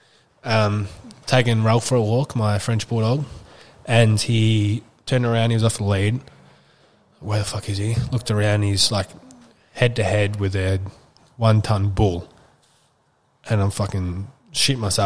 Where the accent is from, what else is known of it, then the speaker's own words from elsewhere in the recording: Wandong, Victoria, Australia; where we grew up in Wandong